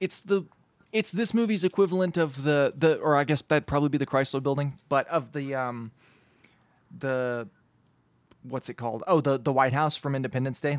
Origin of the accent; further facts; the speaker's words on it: United States; as an American, as a white American man